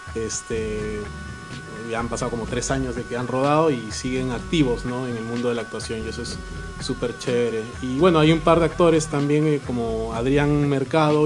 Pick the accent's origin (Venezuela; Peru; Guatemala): Peru; Arequipa; vengo de Arequipa